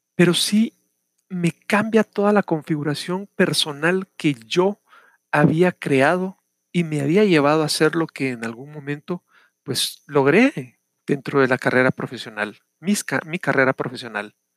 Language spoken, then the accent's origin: Spanish; Guatemala; acá en mi país, Guatemala.